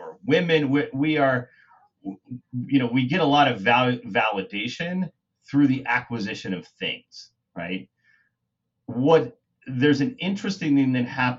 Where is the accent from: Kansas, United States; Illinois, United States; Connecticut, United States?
Kansas, United States; You know, I'm from Kansas. And when guys from, you know, my community, that where I grew up, join EVRYMAN